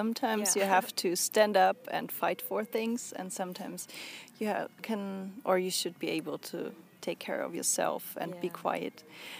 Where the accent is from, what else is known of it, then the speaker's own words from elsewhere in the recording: Bavaria, Germany; now in Berlin, Germany; when I travel home, I'm also from Bavaria